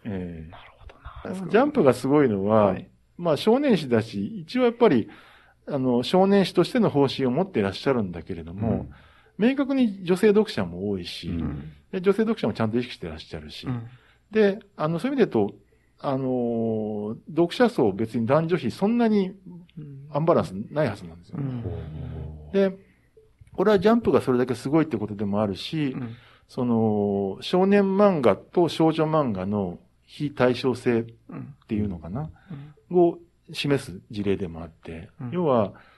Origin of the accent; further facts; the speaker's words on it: Kansai, Japan; moved away; 出身が関西なもんだから